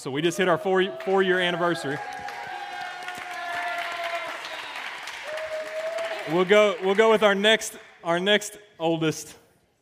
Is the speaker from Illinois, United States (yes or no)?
no; Arkansas, United States; now in Rocky Mount, United States; I'm from Arkansas